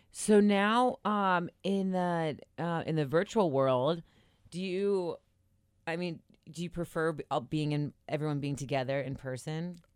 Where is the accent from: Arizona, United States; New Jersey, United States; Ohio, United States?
Ohio, United States; Cincinnati; I'm from Cincinnati